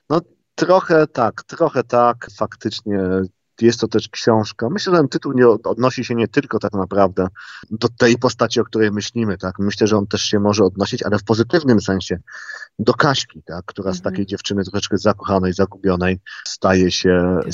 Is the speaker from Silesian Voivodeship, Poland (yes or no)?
yes; Gliwice, Silesian Voivodeship, Poland; moved away as an adult; Ja się urodziłem w Gliwicach